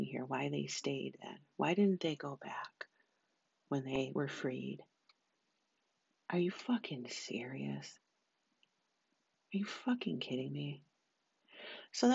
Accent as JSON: {"language": "English", "country": "United States", "tie": "born or raised there", "said": "I'm American. I was born here"}